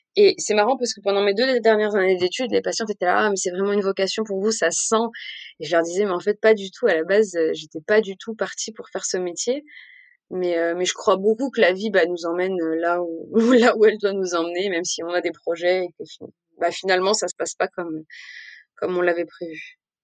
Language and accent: French; Montpellier, Occitania, France; moved away as an adult; also born or lived in Nîmes; now in Paris, France; j'ai grandi entre Paris d'abord et puis Montpellier ensuite.